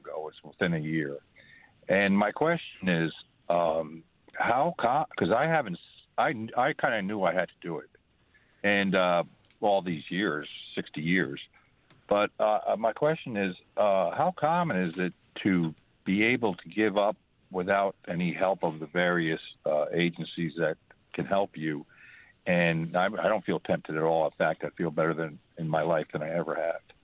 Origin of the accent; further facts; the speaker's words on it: New York, United States; moved away; I ended up growing up in New York.